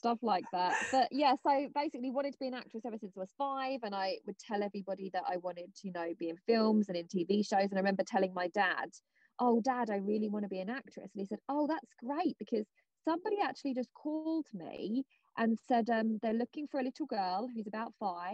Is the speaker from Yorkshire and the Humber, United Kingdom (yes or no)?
no; Basildon, East of England, United Kingdom; moved away as an adult; also born or lived in Southend-on-Sea, Essex; now in Los Angeles, United States; I was born in Basildon, lived there till I was about 11. Then we moved to Southend